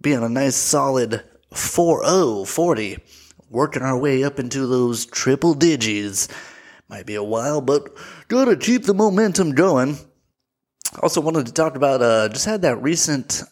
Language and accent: English; United States; me being an American